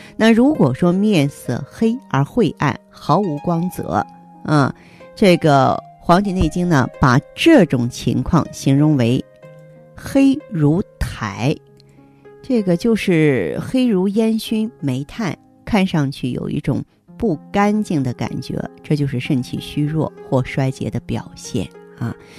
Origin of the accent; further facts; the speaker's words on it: China; 我们中国人有着非常深厚的补肾情节